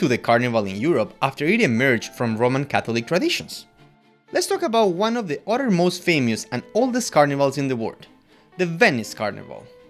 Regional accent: Quito, Pichincha, Ecuador; I'm from Quito, Ecuador

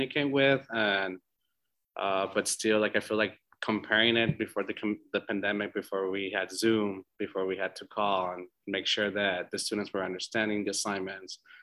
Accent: El Paso, Texas, United States; now in Austin, United States; El Paso, Texas.

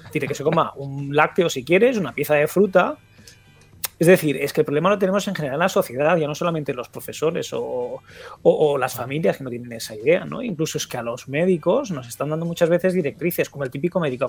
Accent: Galicia, Spain; also born or lived in Catalonia; estudiando cuando yo nací en Cataluña, obviamente hasta, hasta, hasta cuarto de primaria, y luego he estado en Galicia

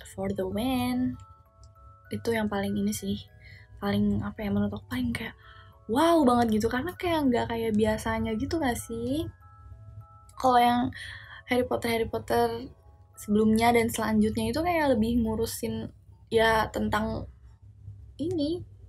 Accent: Java, Indonesia; aku orang Jawa tapi kayak aku tuh ngerti kalau orang ngomong bahasa Jawa tapi nggak bisa ngebalesnya

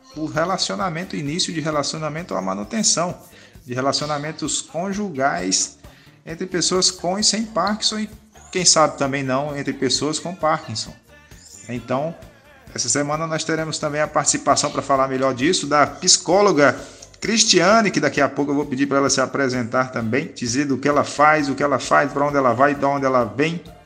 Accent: Northeast Region, Brazil; sou nordestino

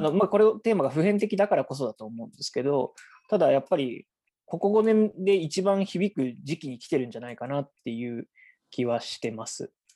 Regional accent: Nagasaki, Japan; 私自身は長崎出身の、えー、被爆三世

